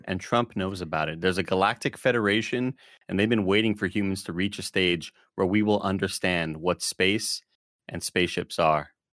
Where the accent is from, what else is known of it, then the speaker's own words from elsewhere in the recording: Rio Grande Valley, Texas, United States; I was driving down from Austin back home to their R G V